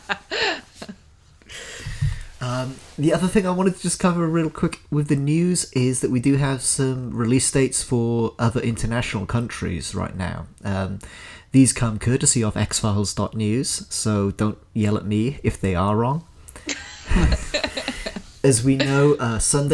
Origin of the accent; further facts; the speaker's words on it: United Kingdom; moved away; my home country, in the UK